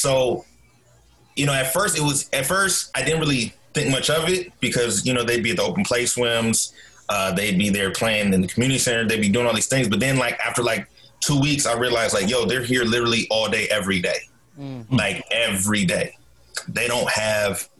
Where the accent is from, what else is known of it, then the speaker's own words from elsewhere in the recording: Portland, Oregon, United States; I'm originally from Portland, Oregon. Born and raised. Grew up in Northeast Portland